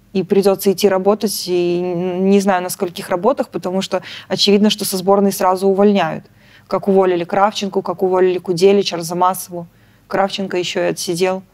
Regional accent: Belarus; moved away as an adult; мы белорусы

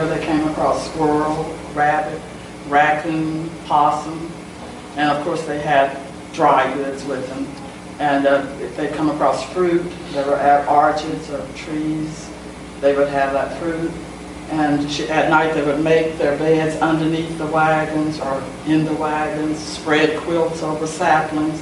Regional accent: Preston, Oklahoma, United States; growing up in Preston, Oklahoma

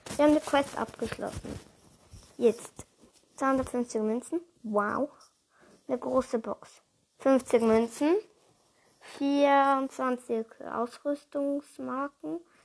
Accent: Switzerland; ich komme halt ursprünglich aus der Schweiz. Und ja, ich stamme aber auch von Deutsch ab. Also meine Mutter ist von Deutschland und mein Vater ist von der Schweiz.

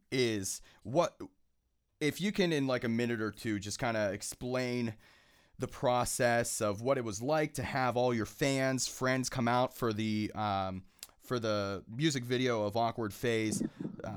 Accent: Pittsburgh, Pennsylvania, United States; being from born and raised in Pittsburgh, I'm not going to lie, man.

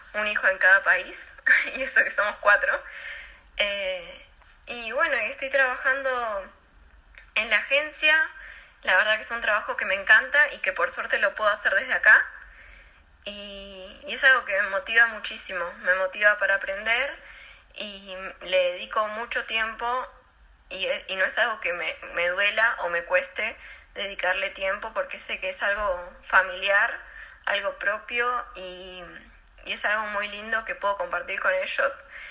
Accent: Comodoro Rivadavia, Chubut, Argentina; moved away as an adult; also born or lived in Córdoba, Argentina; mi primera experiencia lejos de Comodoro

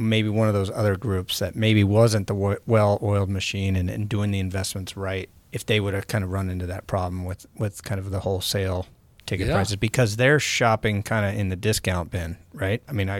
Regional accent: Northern California, United States; moved away as an adult; now in Seattle, United States; where I grew up in Northern California

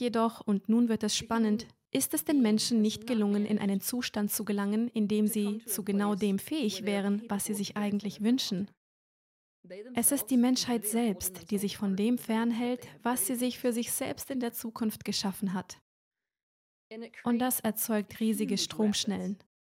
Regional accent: Germany; moved away as an adult; Ich bin hier aufgewachsen, aber wie ich Ihnen bereits erzählt habe, bin ich letztes Jahr ausgewandert

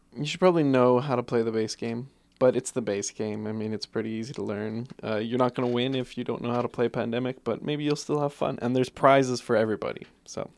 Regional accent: Guelph, Ontario, Canada; I was from Guelph, Ontario

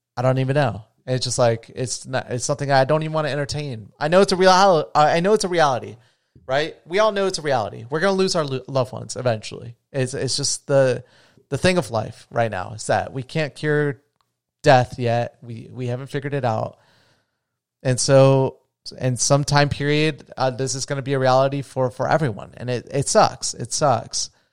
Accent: United States

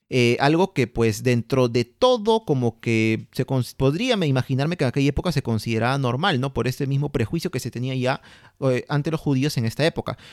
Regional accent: Peru

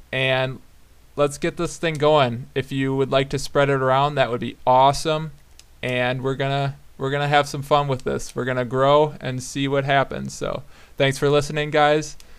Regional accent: Black Earth, Wisconsin, United States; I grew up in Black Earth, Wisconsin

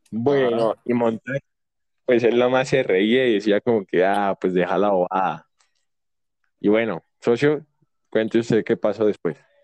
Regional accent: Popayán, Cauca, Colombia; also born or lived in Puerto Tejada; yo eh, nací en Popayán y pues vivo acá actualmente

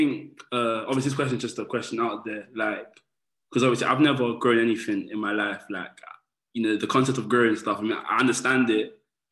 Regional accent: London, United Kingdom; I'm from London, you can probably tell from the accent

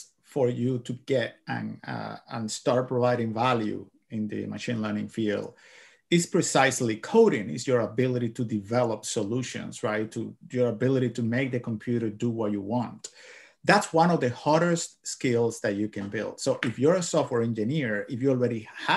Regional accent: Cuba; moved away as an adult; now in United States; I am from Cuba. Yeah. I came here to United States back in 2009

